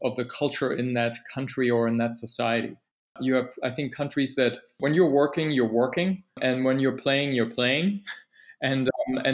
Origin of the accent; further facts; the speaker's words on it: Berlin, Germany; moved away as an adult; now in St. Petersburg, United States; I grew up in Berlin, Germany, when the city was still divided